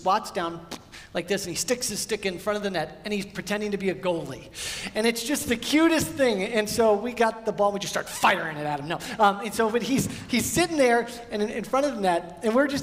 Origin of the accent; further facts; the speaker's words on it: Midwest, United States; now in California, United States; We grew up in the Midwest and then moved out here to California